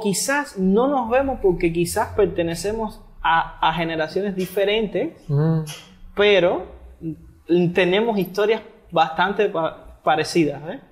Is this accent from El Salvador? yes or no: no; Havana, Cuba; moved away as an adult; also born or lived in Holbox, Mexico; now in Yucatán, Mexico; yo vengo de Cuba, de La Habana, Cuba